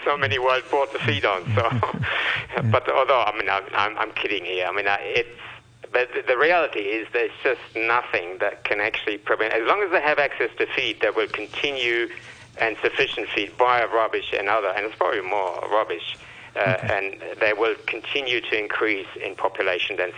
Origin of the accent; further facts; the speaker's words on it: Germany; now in Hong Kong; I'm from Germany.